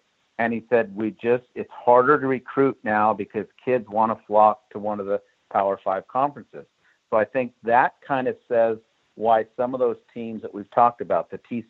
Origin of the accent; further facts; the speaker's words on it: Southern California, United States; I'm from Southern California.